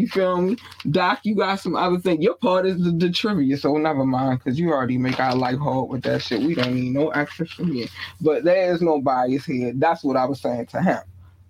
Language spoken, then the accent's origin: English; Baltimore, Maryland, United States; also born or lived in North Carolina; I was not born in Baltimore. I've been raised in Baltimore. North Carolina birthed me, Baltimore raised me.